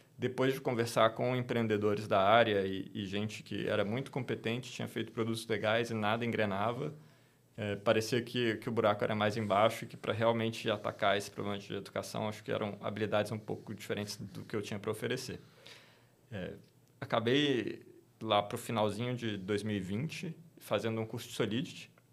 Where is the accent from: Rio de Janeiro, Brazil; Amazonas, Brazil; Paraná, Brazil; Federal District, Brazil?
Federal District, Brazil; Brasília; sou natural de Brasília, cresci lá no meio do serviço público